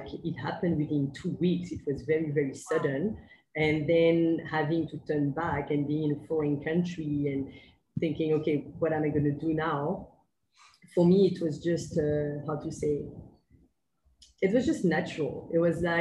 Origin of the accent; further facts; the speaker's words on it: Paris, Île-de-France, France; English is a second language; moved away as an adult; also born or lived in Manchester, United Kingdom; now in Kuala Lumpur, Malaysia; I'm indeed from France, from Paris